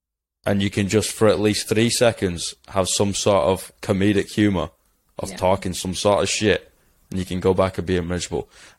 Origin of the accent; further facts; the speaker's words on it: England, United Kingdom; Like, I'm English. I don't trust my government.